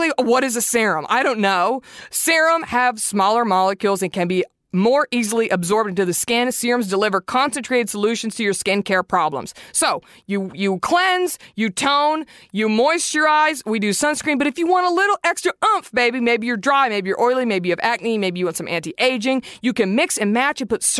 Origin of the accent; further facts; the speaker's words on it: Garland, Texas, United States; 75043, which is like my hometown zip code, Garland, Texas